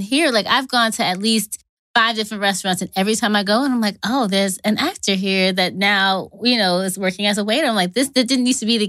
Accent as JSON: {"language": "English", "region": "New York / New Jersey", "country": "United States", "tie": "born or raised there", "moved": "as an adult", "lives_now": "Atlanta, United States", "said": "I grew up in the New York, New Jersey area. I don't know which one to claim because I grew up literally equally in both states."}